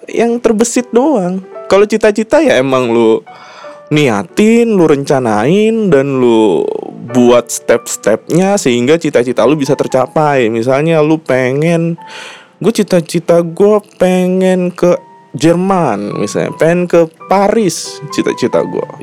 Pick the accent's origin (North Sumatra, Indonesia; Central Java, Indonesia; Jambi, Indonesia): Jambi, Indonesia; gue nih kampung aslinya kan gue aslinya orang Sumatera Jambi